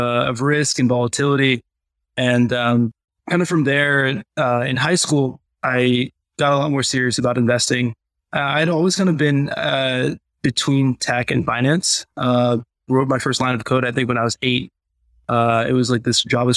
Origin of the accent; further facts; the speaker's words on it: Richmond, Virginia, United States; also born or lived in Chicago / Vermont / Boston / New Hampshire; and then Virginia by the time I turned 5